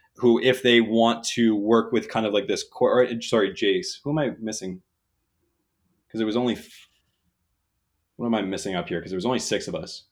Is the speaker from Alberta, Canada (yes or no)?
no; New Brunswick, Canada; I'm from New Brunswick